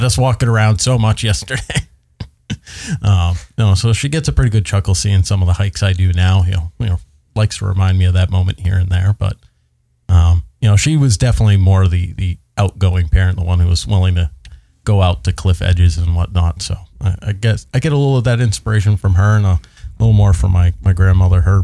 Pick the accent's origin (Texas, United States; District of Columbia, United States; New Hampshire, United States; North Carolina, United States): New Hampshire, United States; Nashua; I grew up in Nashua.